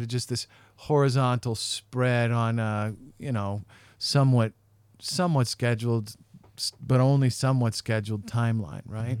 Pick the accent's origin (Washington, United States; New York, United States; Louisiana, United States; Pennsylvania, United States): Washington, United States; Western; moved away as an adult; now in Salt Lake City, United States; growing up in Western Washington